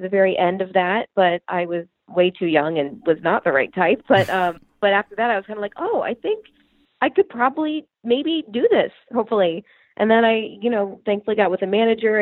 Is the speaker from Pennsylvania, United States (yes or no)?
yes; Pennsylvania, United States; So I'm originally from Pennsylvania.